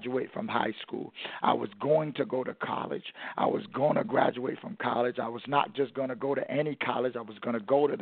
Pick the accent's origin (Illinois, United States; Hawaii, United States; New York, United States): New York, United States; New York City; growing up in Brooklyn, New York